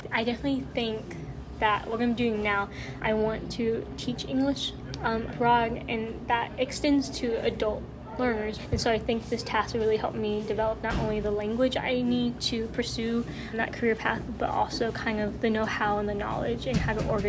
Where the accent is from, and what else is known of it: Arkansas, United States